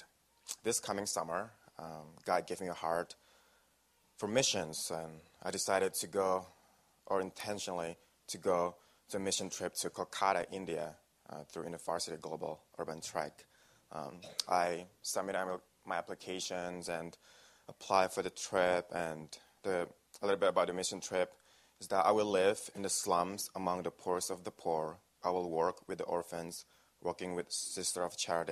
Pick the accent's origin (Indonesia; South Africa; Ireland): Indonesia; now in Wisconsin, United States; I came from a small town in Indonesia